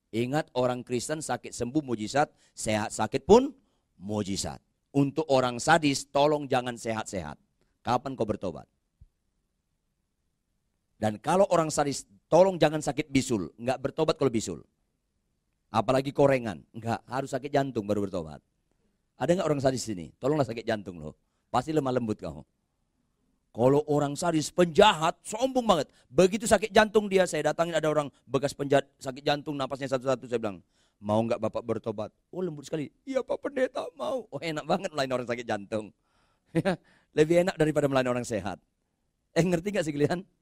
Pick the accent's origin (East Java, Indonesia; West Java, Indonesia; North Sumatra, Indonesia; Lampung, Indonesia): North Sumatra, Indonesia; Saya orang Batak, nggak usah saya jelaskan juga Anda udah tahu.